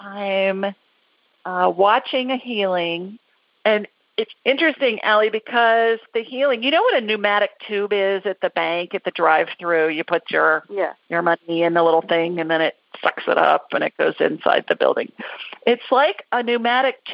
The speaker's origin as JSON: {"language": "English", "town": "Worthington", "region": "Ohio", "country": "United States", "tie": "born or raised there", "said": "I grew up in Worthington."}